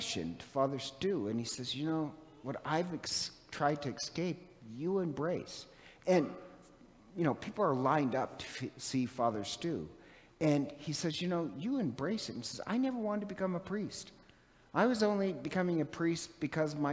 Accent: Montana, United States; moved away; I'm from Montana originally

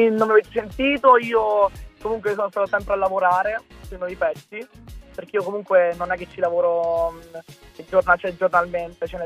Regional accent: Pescara, Abruzzo, Italy; Io sono di Pescara, sì, nelle vicinanze, nella provincia.

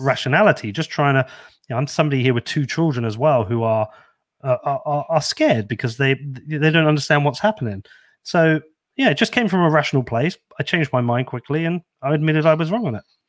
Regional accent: Bedford, East of England, United Kingdom; I'm very proud of this shit little town I'm from. Um, I grew up here

